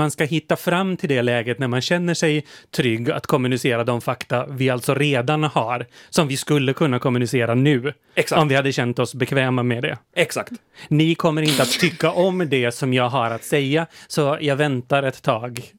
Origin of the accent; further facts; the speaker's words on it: Motala, Östergötland, Sweden; Också, också där jag kommer ifrån, mitt lilla samhälle, liksom lilla Motala där jag gick i gymnasiet